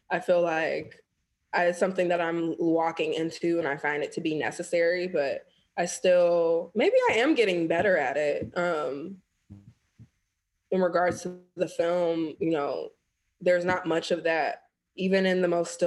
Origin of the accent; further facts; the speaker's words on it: United States; I am Black American